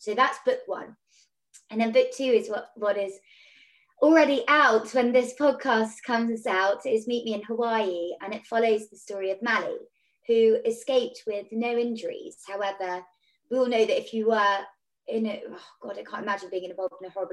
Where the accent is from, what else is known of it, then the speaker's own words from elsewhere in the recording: Devon, South West England, United Kingdom; I'm from Devon